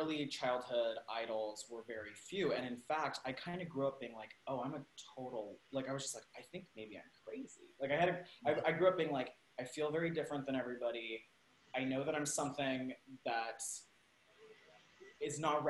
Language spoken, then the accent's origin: English; Salt Lake City, Utah, United States; also born or lived in Spain / California / New York; now in Los Angeles, United States; I grew up in Utah in the 90s.